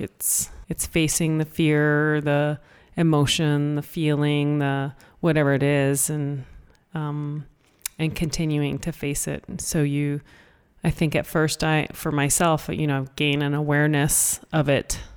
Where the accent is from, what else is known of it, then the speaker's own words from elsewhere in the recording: Canada; I was born in Canada and, you know, in school and learned English